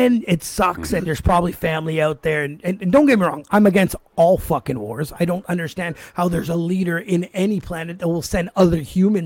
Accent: Canada; being a Canadian-born citizen

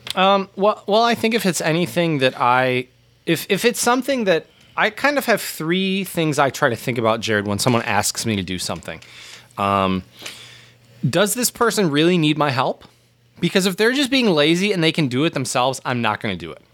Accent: United States; us both as Americans

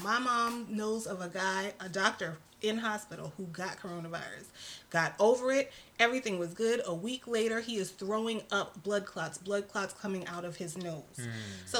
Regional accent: New York City, New York, United States; I am not from Cali. {S0} No. {S1} I'm from New York City.

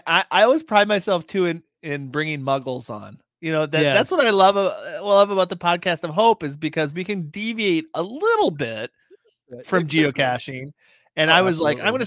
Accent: Minnesota, United States; I'm from Minnesota.

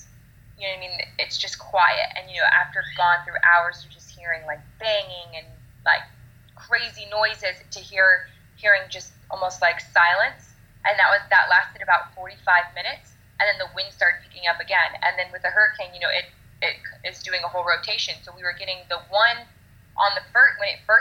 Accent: Florida, United States; We are from Florida

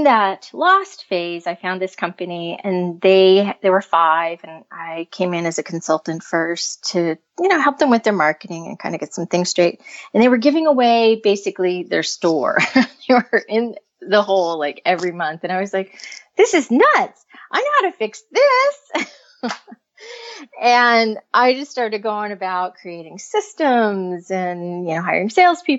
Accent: United States; now in California, United States; I'm originally from the other side of the United States in very cold country

